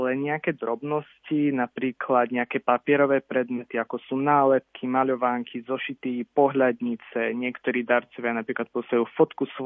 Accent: Slovakia; že som sa narodil niekde na Slovensku

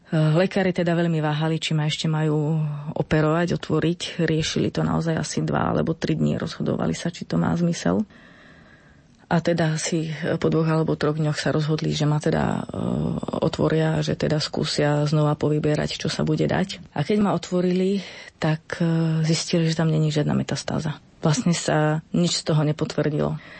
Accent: eastern Slovakia, Slovakia; pochádzam z východného Slovenska

